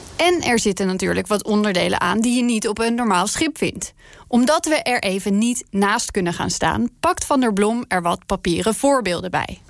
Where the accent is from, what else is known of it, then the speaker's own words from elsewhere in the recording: Netherlands; wij Hollanders